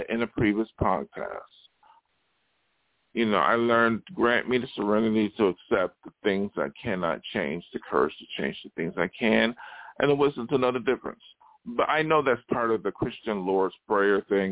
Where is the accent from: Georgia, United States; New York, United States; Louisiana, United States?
New York, United States; Buffalo; moved away; also born or lived in Los Angeles; in my hometown